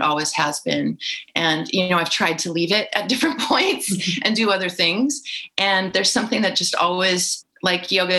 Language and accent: English; California, United States; I grew up in California in the 70s